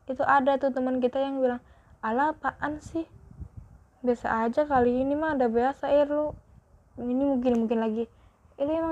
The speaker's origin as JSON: {"language": "Indonesian", "region": "Java", "country": "Indonesia", "said": "aku sebenarnya itu orang Jawa tapi nggak tahu kenapa kalau berinteraksi kalau sama podcast ini nggak tahu kenapa aku kok bilang gue lo gitu"}